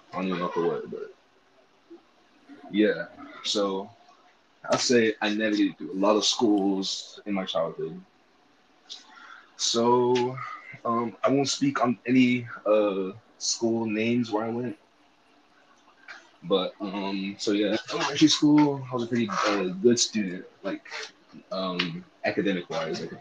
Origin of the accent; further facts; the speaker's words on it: California, United States; I'm originally from California, 619